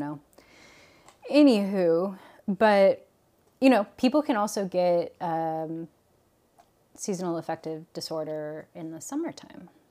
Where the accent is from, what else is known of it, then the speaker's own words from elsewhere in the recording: Portland, Oregon, United States; also born or lived in Guam; moved to the Pacific Northwest. And so I really grew up with the, um, the four seasons